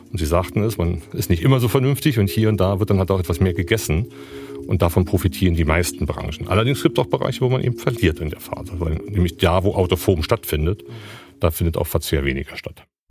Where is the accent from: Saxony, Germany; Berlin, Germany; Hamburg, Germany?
Berlin, Germany; Ich bin gebürtiger Berliner